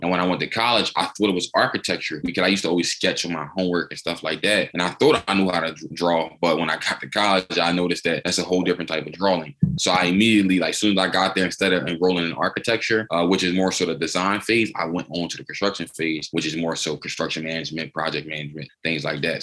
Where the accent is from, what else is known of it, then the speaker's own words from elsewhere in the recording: Philadelphia, Pennsylvania, United States; I'm from born and raised in Philadelphia.